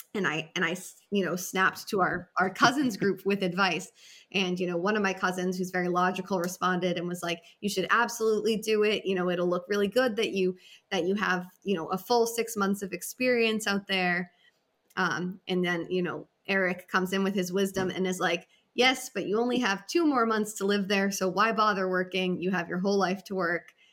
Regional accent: Massachusetts, United States; moved away as an adult; also born or lived in Hawaii; I grew up in Massachusetts.

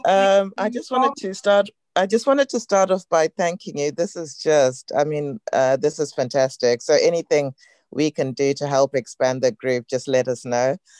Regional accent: Zimbabwe; I'm from Zimbabwe

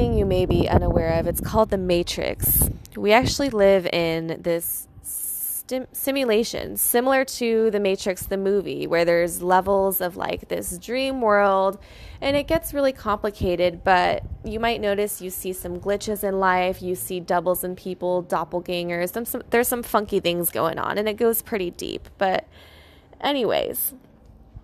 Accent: United States; now in Palm Springs, United States; I was born in America

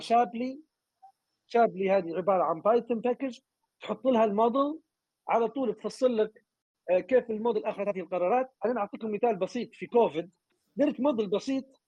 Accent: Libya; moved away; قطاع النفط عندنا في ليبيا

